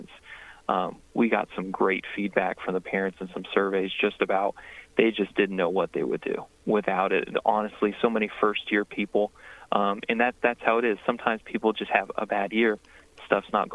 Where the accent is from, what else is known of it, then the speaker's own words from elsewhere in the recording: Princeton, Indiana, United States; also born or lived in Owensville, Indiana / Mount Olympus, Indiana; now in Evansville, United States; I was born in Evansville, grew up in Gibson County, Owensville, Princeton, a little place called Mount Olympus.